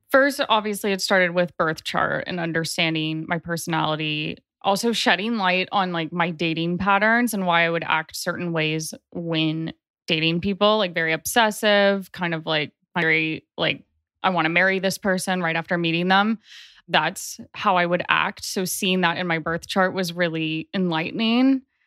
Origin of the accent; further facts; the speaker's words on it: Nashville, Tennessee, United States; also born or lived in Chicago, Illinois; I grew up in Nashville, Tennessee. I was born in Chicago